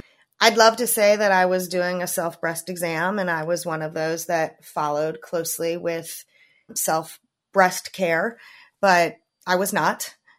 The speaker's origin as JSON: {"language": "English", "region": "Maryland", "country": "United States", "tie": "born or raised there", "said": "I grew up in Maryland, which I am still currently living in."}